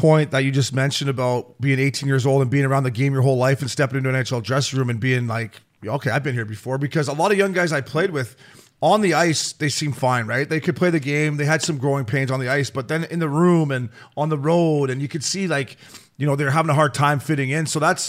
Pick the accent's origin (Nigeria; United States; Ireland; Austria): Ireland; obviously as an Irish guy, I love McGregor.